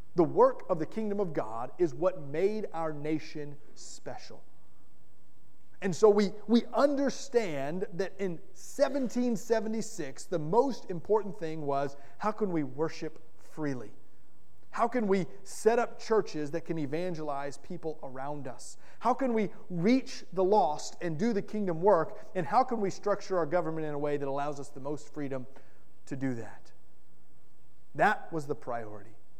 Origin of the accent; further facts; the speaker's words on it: Florida, United States; moved away; also born or lived in Kentucky / Indiana / North Carolina; I'm a proud Floridian. I grew up in Florida, and I love the state of Florida in a lot of ways.